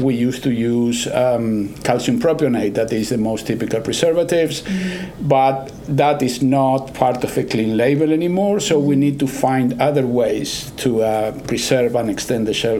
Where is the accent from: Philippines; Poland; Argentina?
Argentina; English is a second language; also born or lived in Texas / New York; now in Kansas, United States; I'm originally from Argentina, mm-hmm. And I've been in the States for about 30 years. So right. I picked up accent from different places like Texas, New York, and now I'm in Kansas, so it's an average of all the accents.